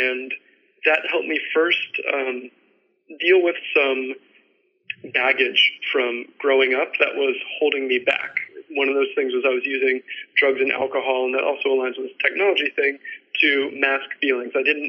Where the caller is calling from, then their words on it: New York City, New York, United States; So I'm calling from New York City